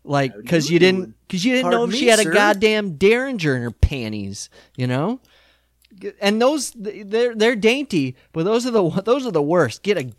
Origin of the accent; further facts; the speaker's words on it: South Dakota, United States; And I grew up in South Dakota, and we get pretty rough mosquitoes in the summer.